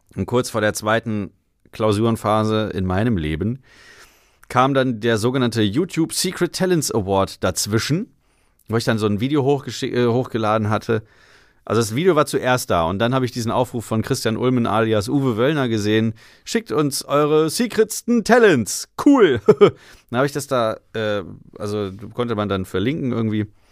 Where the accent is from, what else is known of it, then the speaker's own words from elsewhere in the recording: Salzgitter, Lower Saxony, Germany; moved away as an adult; now in Berlin, Germany; in Salzgitter, da wo ich herkomme, da geht halt nix.